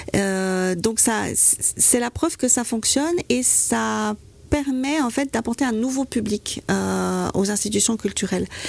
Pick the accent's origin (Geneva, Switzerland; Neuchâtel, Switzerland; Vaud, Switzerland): Vaud, Switzerland; En tant que vaudoise